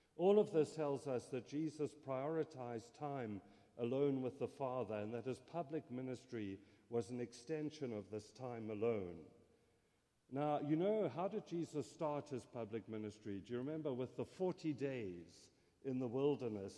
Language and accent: English; South Africa; first language English; moved away; if you're wondering about my accent, I grew up in South Africa.